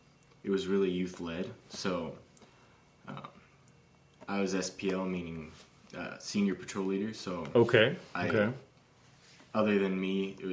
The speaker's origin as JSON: {"language": "English", "town": "Minden", "region": "Nebraska", "country": "United States", "tie": "born or raised there", "also_born_or_lived": "Omaha, Nebraska / Lincoln, Nebraska", "said": "Well, mainly in Omaha, but we moved here in Minden when I was 8."}